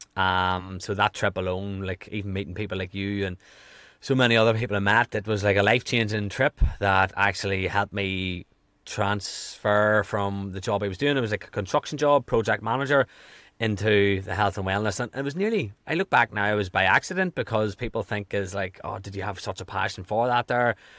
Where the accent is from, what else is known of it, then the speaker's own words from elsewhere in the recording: Ireland; also born or lived in California; I am from Ireland.